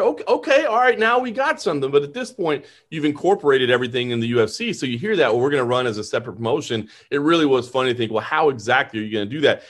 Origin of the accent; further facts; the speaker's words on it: Dallas, Texas, United States; I was born and raised in Dallas